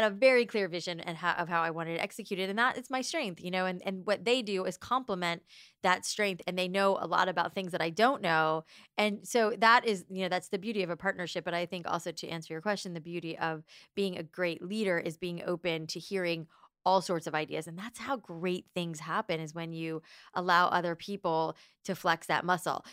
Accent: Boca Raton, Florida, United States; moved away as an adult; also born or lived in New York; I grew up in, uh, South Florida

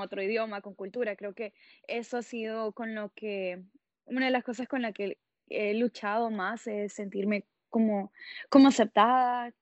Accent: Tegucigalpa, Francisco Morazán, Honduras; moved away as an adult; also born or lived in Columbus, Ohio; now in Seattle, United States; yo soy de Tegucigalpa, Honduras, y estoy viviendo en Seattle, Washington

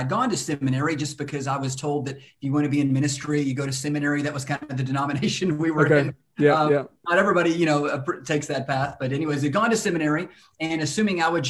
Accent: Lubbock, Texas, United States; now in Dallas, United States; born and raised in Texas. We've moved around Texas some. So I'm originally from a town called Lubbock, Texas.

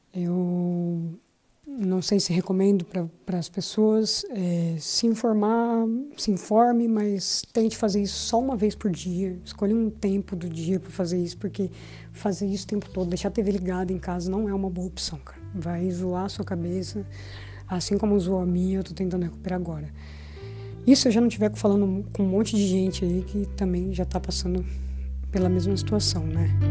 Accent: São Paulo, Brazil; moved away as an adult; now in Lisbon, Portugal; nascido na região do Campo Limpo, na zona sul de São Paulo, mas já vivo aqui em Lisboa mais ou menos uns dois anos

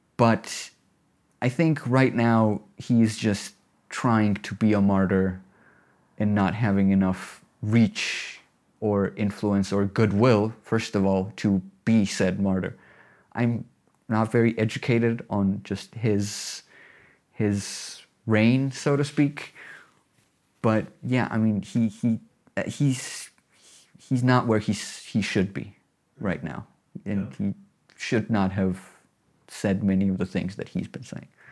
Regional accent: Tbilisi, Georgia; also born or lived in Batumi; I'm local. I'm from Tbilisi, half from Tbilisi, half from Batumi.

